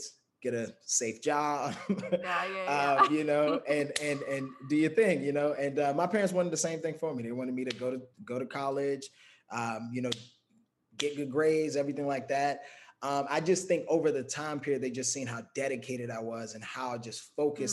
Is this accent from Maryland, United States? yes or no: yes; Prince George's County, Maryland, United States; moved away as an adult; also born or lived in Washington, D.C.; now in California, United States; I'm originally from Maryland, not Baltimore, Maryland. Prince George's County